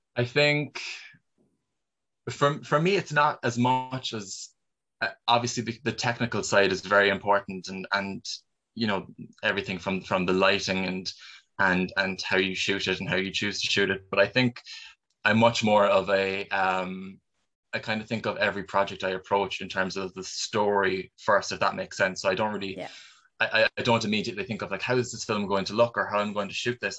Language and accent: English; Cork, Munster, Ireland; I've never really been out of Cork for for more than really two weeks at a time